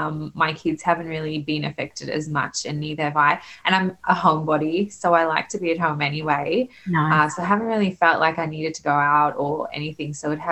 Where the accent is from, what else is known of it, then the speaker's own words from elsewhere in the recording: Australia; also born or lived in South Africa; So I grew up in Australia. I'm very Australian, and that's sort of my heritage as South African.